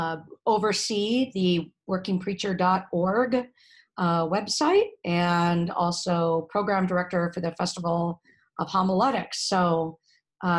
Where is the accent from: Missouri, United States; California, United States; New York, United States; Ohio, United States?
California, United States; moved away as an adult; also born or lived in Atlanta, Georgia; now in St. Paul, United States; I was born and raised in California